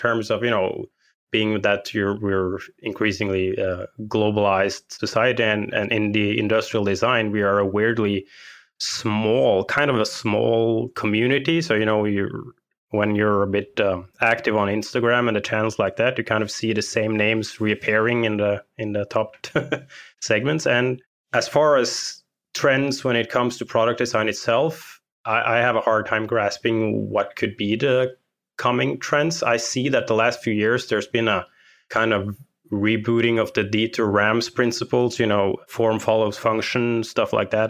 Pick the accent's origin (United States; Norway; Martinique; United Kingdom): Norway; I am from Norway.